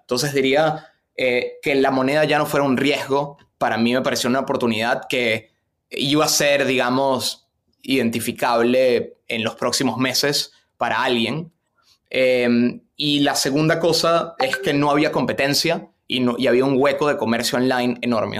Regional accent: Venezuela; moved away as an adult; also born or lived in Boston; now in United States; yo nací, y crecí en Venezuela eh, hasta los 17 años, me mudé a Boston para la universidad

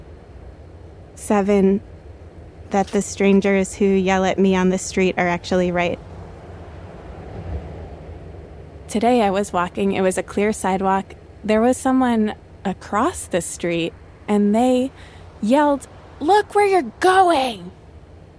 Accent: New York, United States; as a New Yorker

